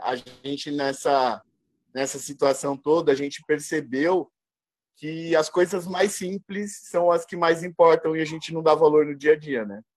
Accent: Brazil; somos brasileiros

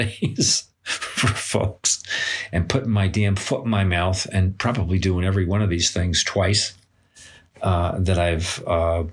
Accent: New York, United States; I come from New York

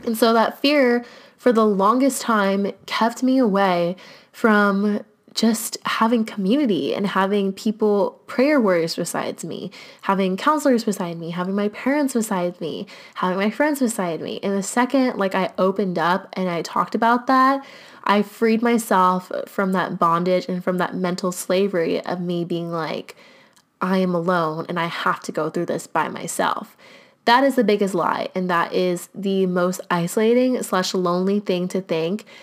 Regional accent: United States; growing up in the United States

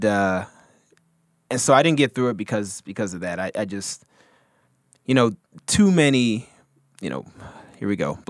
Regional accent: the South, Texas, United States; I'm from the South, and I'm talking about, like, Texas-wise

